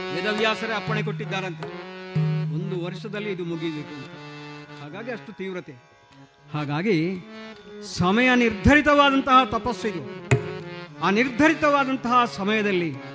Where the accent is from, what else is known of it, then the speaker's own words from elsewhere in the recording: Malayali, Kerala, India; first language Malayalam; Kannada is a second language; ನಮ್ಮ ಮಲಯಾಳಿ ಭಾಷೆಯಲ್ಲಿ